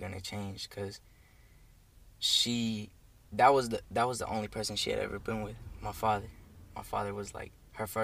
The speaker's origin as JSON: {"language": "English", "town": "Nashville", "region": "Tennessee", "country": "United States", "tie": "born or raised there", "said": "I came from Nashville. I was born here. I came living in Nashville with my dad, my mom, and a little brother"}